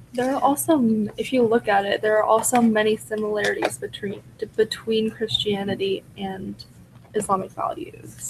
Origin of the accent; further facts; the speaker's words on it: United States; as Americans